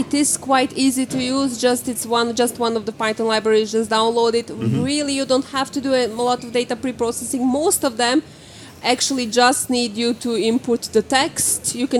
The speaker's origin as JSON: {"language": "English", "country": "Croatia", "moved": "yes", "lives_now": "Norway", "said": "I'm originally from Croatia, where it's sunny"}